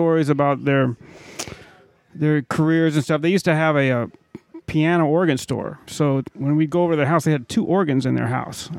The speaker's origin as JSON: {"language": "English", "town": "Montgomery", "region": "Alabama", "country": "United States", "tie": "born or raised there", "moved": "yes", "lives_now": "New Orleans, United States", "said": "Well, I grew up in Montgomery, Alabama."}